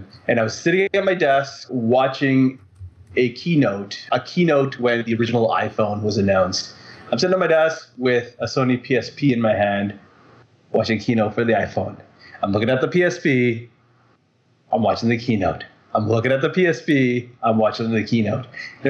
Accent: Vancouver, British Columbia, Canada; Hi, this is …. I'm from Vancouver, Canada.

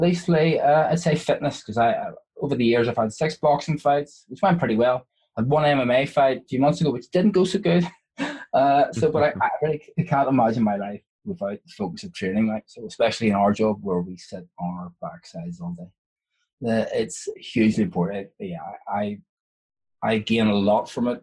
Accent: Ireland; I'm Irish

